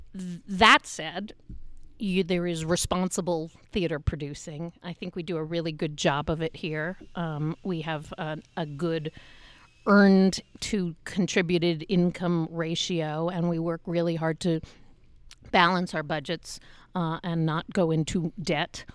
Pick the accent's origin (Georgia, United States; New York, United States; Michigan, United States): New York, United States; New York City; moved away as an adult; now in Utah, United States; I grew up in New York. I always lived in New York